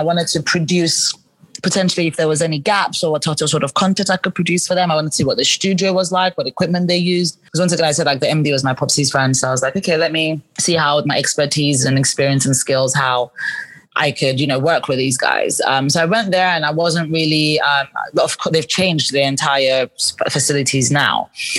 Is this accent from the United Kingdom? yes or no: yes; England, United Kingdom; accent: English; now my English accent isn't even as strong anymore. Like, I had a really strong English accent and I spoke really fast.